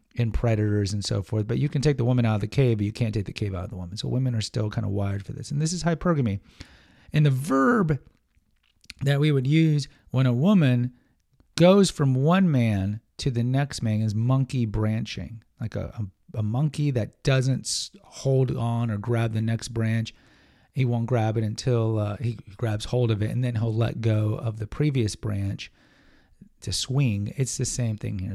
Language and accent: English; Houston, Texas, United States; I'm a Texan guy, but I grew up in Houston